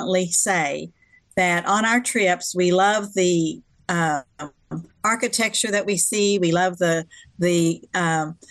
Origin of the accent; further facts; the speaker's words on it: Texas, United States; I'm from Texas